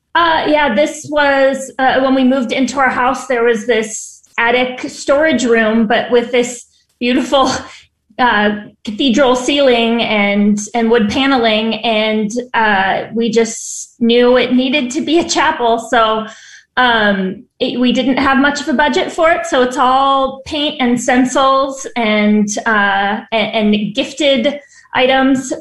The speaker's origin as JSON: {"language": "English", "town": "San Diego", "region": "California", "country": "United States", "also_born_or_lived": "Chicago", "moved": "as an adult", "lives_now": "Los Angeles, United States", "said": "I'm from San Diego and live in Los Angeles now"}